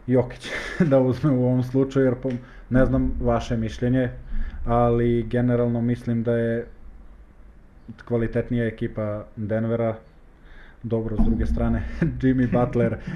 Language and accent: Croatian; Leskovac, Jablanica District, Serbia; born or raised there; moved away as an adult; now in Bosnia and Herzegovina